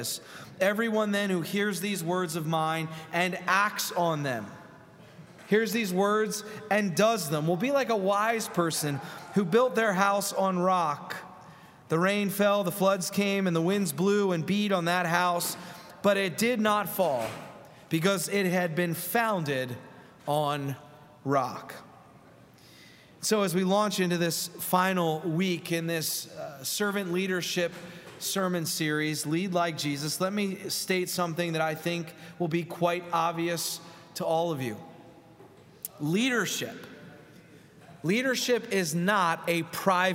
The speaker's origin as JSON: {"language": "English", "town": "Philadelphia", "region": "Pennsylvania", "country": "United States", "said": "I'm from Philadelphia."}